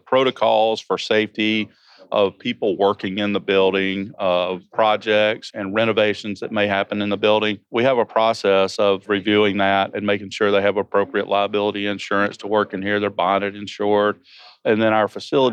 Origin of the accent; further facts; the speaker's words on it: Georgia, United States; I am from Georgia. So if you don't understand what I'm saying because of my accent